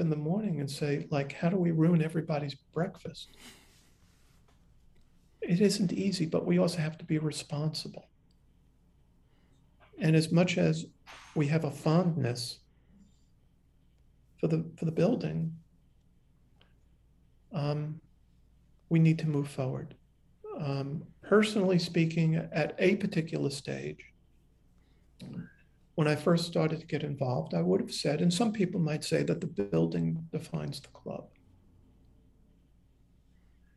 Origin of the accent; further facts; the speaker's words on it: New York City, New York, United States; I'm a New Yorker